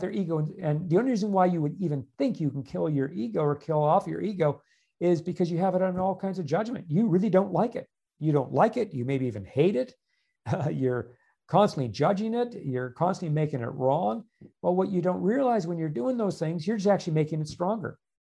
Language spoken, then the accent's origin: English; Canada; moved away; I'm originally a Canadian as well